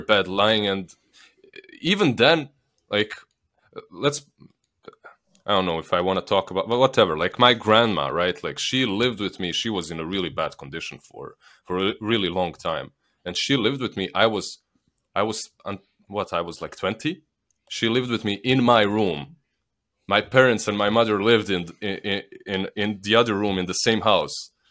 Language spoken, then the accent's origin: English; Bosnia & Herzegovina; accent: Slavic; moved away as an adult; I'm from Bosnia. I lived there, like, until I was, uh, un, until I pretty much started doing this